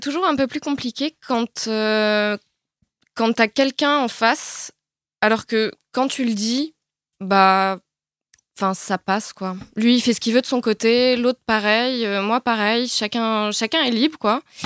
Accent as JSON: {"language": "French", "town": "Paris", "region": "Île-de-France", "country": "France", "said": "j'ai vingt-cinq ans et je suis parisienne"}